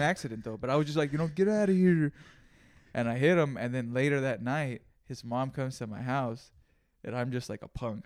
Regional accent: Greenfield, California, United States; I learned some real shit growing up there

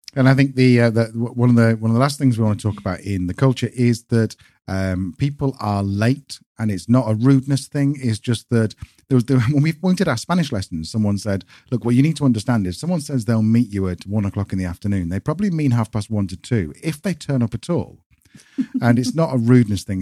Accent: United Kingdom; moved away as an adult; now in Spain; British people coming to Spain

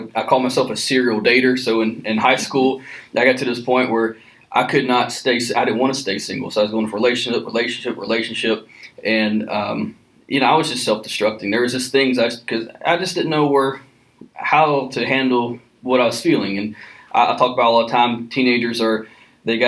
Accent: Mobile, Alabama, United States; also born or lived in New Orleans, Louisiana / Panama City, Florida; now in Cullman, United States; I grew up in South Alabama

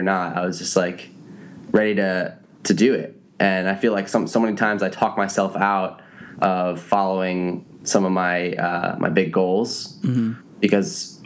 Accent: East Coast, United States; I grew up on the East Coast

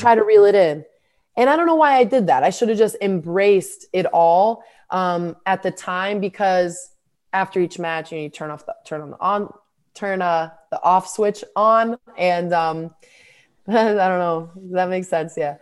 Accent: United States; I'm, I'm American

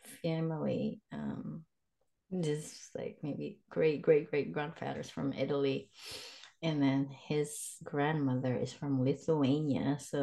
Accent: Philippines; moved away as an adult; also born or lived in Cambodia / Thailand; now in United States; I'm originally from the Philippines, but I've lived in Cambodia for more than 5.5 years, and I live in Thailand for maybe like a year.

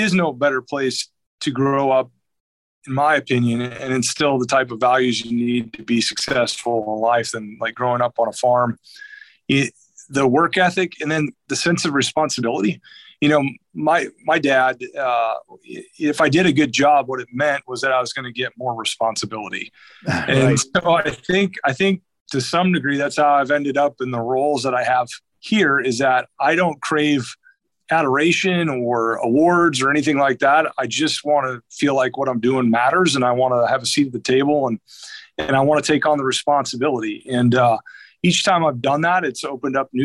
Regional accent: Lisbon, North Dakota, United States; now in Fishers, United States; I actually grew up about as remote as they come. Grew up outside of a little town called Lisbon, North Dakota.

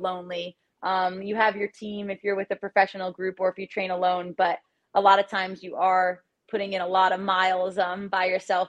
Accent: Tenafly, New Jersey, United States; I grew up in Tenafly, New Jersey, like 15 minutes from the city

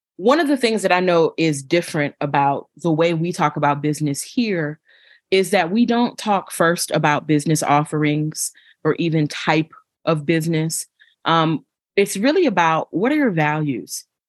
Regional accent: Buffalo, New York, United States; I'm originally from Buffalo, New York

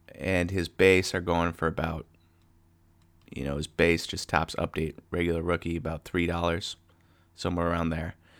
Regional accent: Wisconsin, United States; we're from Wisconsin

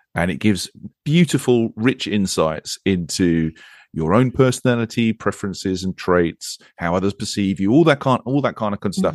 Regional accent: England, United Kingdom; accent: English accent; also born or lived in Monterey, California; I am English and I live a road across from you

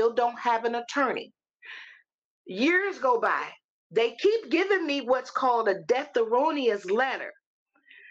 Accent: Missouri, United States; moved away as an adult; now in Tennessee, United States; I am a native of Missouri

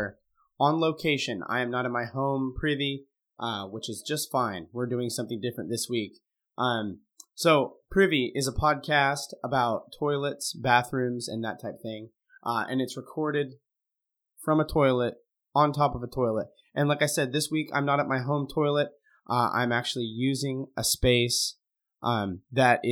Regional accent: Montana, United States; now in Oregon, United States; I grew up in Montana. Now I live in Oregon

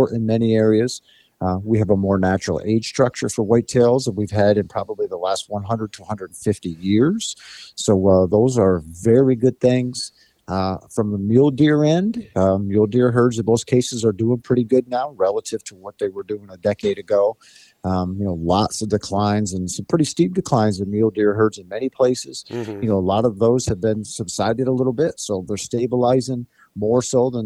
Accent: Pennsylvania, United States; I come from Pennsylvania, and actually I'm talking to you today from North Central Pennsylvania.

